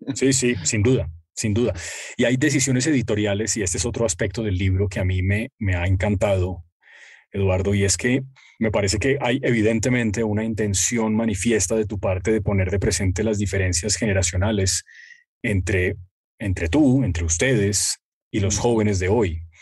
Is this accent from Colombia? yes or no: yes; Colombia; yo no soy argentino, sino colombiano